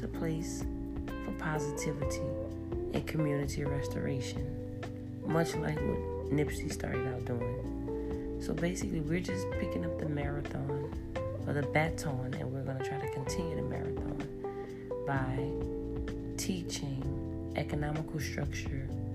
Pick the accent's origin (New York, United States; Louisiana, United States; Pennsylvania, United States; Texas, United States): Louisiana, United States; New Orleans; moved away as an adult; now in Houston, United States; I'm originally from New Orleans, and I'm new here to Houston.